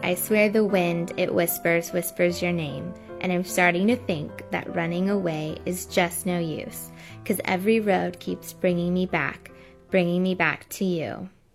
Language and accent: English; California, United States; I'm a singer from the United States in California